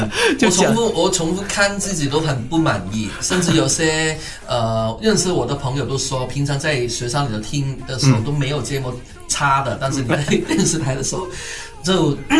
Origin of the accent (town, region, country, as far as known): Hong Kong